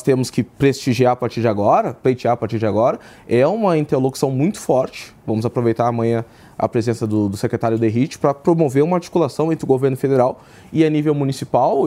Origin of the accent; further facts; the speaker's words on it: Porto Alegre, Rio Grande do Sul, Brazil; moved away as an adult; now in São Paulo, Brazil; Eu sou de Porto Alegre, Porto Alegre. sou do Rio Grande do Sul